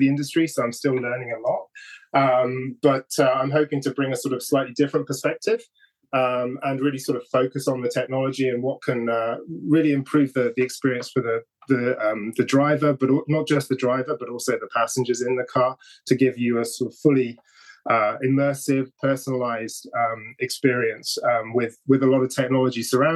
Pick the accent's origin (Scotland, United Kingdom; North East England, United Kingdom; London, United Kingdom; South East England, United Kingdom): South East England, United Kingdom; Oxfordshire; moved away as an adult; now in Japan; Grew up in a little village in Oxfordshire, in the middle of the English countryside